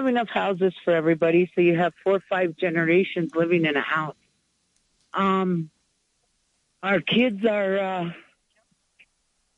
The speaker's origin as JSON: {"language": "English", "town": "Pine Ridge", "region": "South Dakota", "country": "United States", "tie": "born or raised there", "said": "I was born and raised in Pine Ridge, South Dakota."}